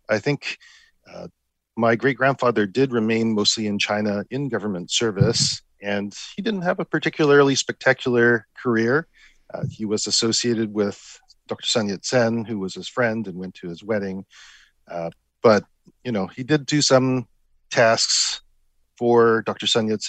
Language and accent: English; Vancouver, British Columbia, Canada; As I mentioned, I grew up in Vancouver, so I certainly benefited from the positive regard that my family had for the United States.